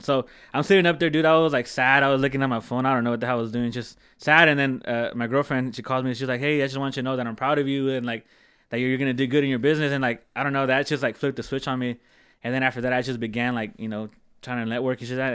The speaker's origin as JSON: {"language": "English", "area": "Central Coast", "region": "California", "country": "United States", "tie": "born or raised there", "said": "born and raised here. Um, I grew up in the East Side, like always, all, all, I'm an East Side kid."}